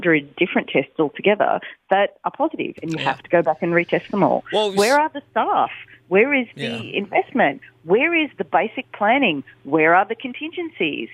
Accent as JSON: {"language": "English", "country": "Australia", "said": "but we're Australian"}